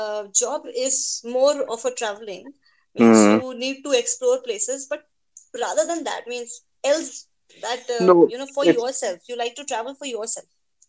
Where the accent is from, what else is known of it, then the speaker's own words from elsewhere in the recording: Ramnagar, Uttarakhand, India; I am from Corbett City, if you've heard Ramnagar.